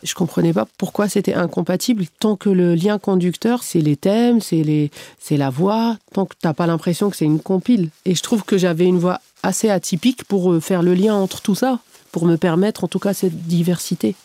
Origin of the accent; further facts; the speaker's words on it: Algeria; moved away; also born or lived in Canada; je suis née, j'ai grandi en Algérie